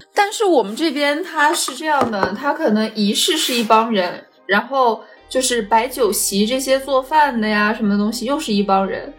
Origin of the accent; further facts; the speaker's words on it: Shanxi, China; 我们山西这边叫响工